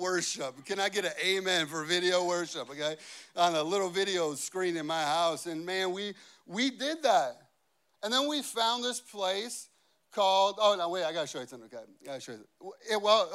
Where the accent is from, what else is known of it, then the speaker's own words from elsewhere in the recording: Chicago, Illinois, United States; now in Cincinnati, United States; I grew up in Chicago